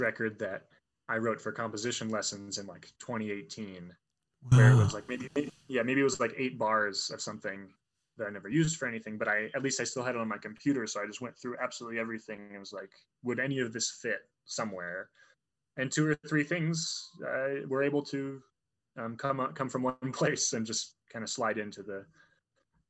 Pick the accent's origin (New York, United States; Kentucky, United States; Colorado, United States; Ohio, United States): Colorado, United States; Fort Collins; I'm from Fort Collins, so I used to play at Ace all the time.